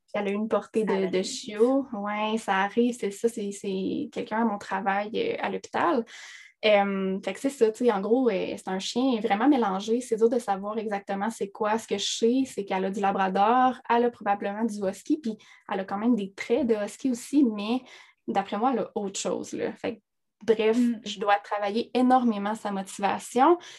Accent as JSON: {"language": "French", "area": "Abitibi", "region": "Quebec", "country": "Canada", "said": "je viens de l'Abitibi."}